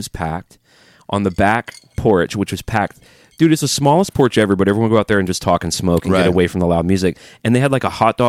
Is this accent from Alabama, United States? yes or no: yes; Alabama, United States; now in Nashville, United States; I do not like living in the South. I've been here my whole life. I'm from Alabama.